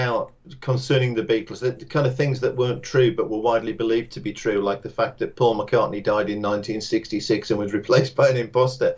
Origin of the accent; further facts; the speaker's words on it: West Cumbria, North West England, United Kingdom; accent: Cumbrian; the language of West Cumbria where I grew up